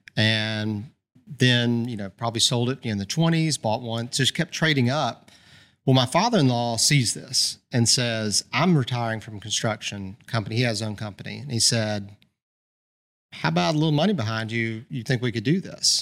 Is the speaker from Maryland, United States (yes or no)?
no; Birmingham, Alabama, United States; born and raised in Birmingham.